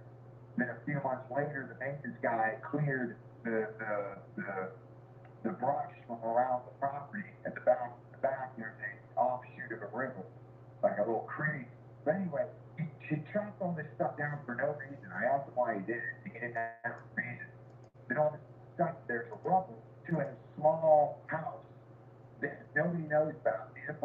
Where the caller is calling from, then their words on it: Annapolis, Maryland, United States; But I'm here in Annapolis, where, the, you know, home of the Navy. The Naval Academy's here. I'm 25 minutes from Washington, D.C.